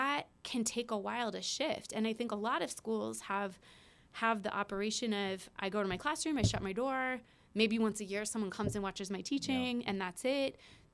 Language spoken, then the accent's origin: English; West Des Moines, Iowa, United States; born or raised there